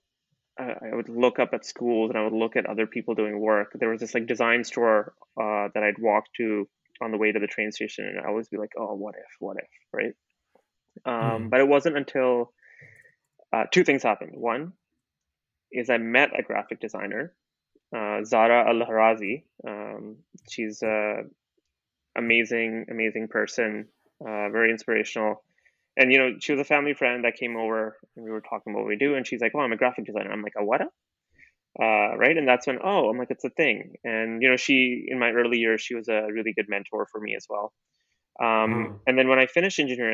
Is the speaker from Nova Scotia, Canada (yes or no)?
no; Calgary, Alberta, Canada; also born or lived in India / Middle East; I grew up in Calgary, Alberta